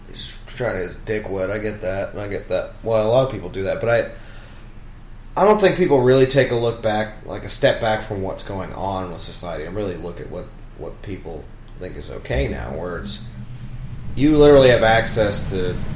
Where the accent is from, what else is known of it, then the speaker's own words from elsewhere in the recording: New York, United States; I'm a Jew from New York, too, so we can play it.